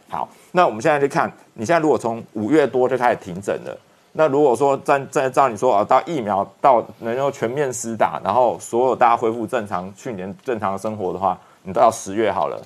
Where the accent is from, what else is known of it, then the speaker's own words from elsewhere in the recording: Taiwan; 我们台湾人民